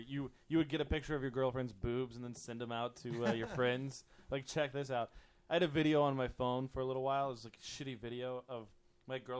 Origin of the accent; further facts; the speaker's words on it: Kentucky, United States; I grew up in Kentucky.